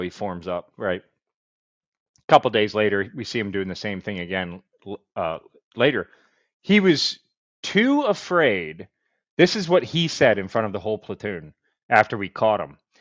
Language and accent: English; Baltimore, Maryland, United States; also born or lived in Fayetteville; I'm from Baltimore